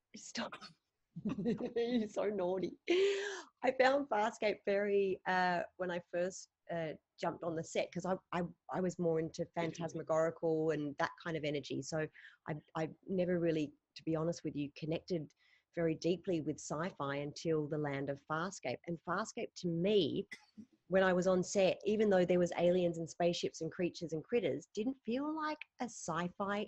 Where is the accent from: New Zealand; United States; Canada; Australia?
Australia; my idols that I grew up watching on Australian television